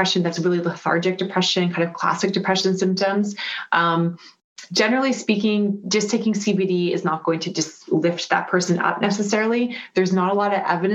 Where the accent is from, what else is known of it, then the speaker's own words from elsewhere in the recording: Vancouver, British Columbia, Canada; moved away; I'm from Vancouver